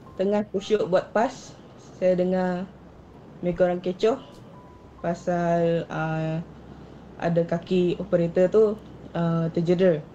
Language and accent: Malay; Kuching, Sarawak, Malaysia; also born or lived in Siburan, Sarawak; Saya berasal dari Kuching.